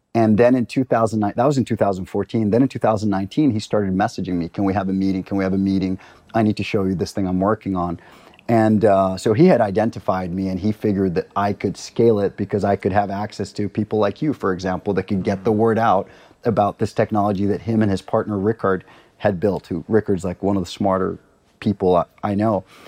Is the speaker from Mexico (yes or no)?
no; Costa Rica; also born or lived in Libya; now in Stockholm, Sweden; I'm from Costa Rica.